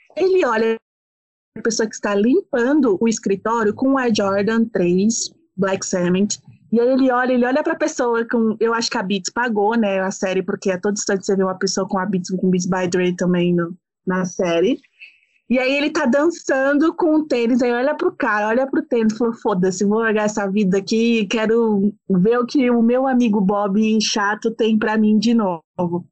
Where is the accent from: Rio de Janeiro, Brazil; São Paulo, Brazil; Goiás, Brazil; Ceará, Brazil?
São Paulo, Brazil; eu sou de São Paulo